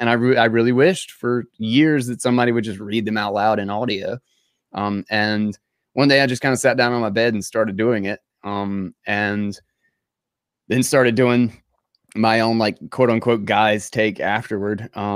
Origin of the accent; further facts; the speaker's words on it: North Carolina, United States; accent: Southern drawl; North Carolina. North Carolina.